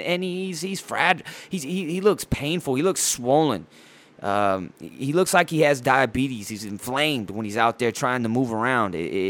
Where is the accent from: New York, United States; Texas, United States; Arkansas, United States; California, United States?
California, United States; San Diego; the Chargers move from Dago Beach, California, my hometown.